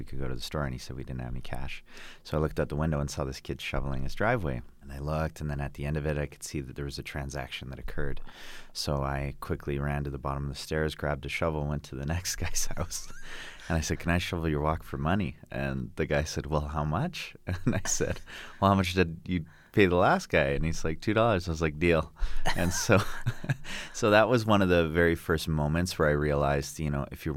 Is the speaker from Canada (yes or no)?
yes; Calgary, Alberta, Canada; I grew up here in Calgary, Alberta